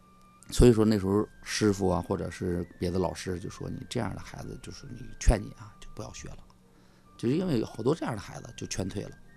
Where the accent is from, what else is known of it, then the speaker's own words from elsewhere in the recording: Northeast China, China; accent: Northeastern Mandarin; 是动不动跑出一句东北话来，我自己很无意的流露。